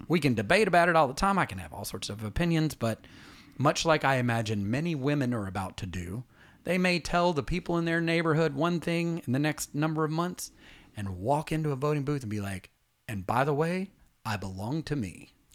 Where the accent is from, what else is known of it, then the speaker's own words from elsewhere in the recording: Atlanta, Georgia, United States; we're from Atlanta